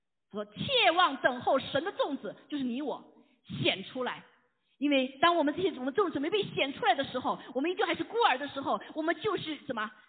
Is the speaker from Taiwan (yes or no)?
no; China; 这一脚踩两只船，我们中国人知道怎么回事啊？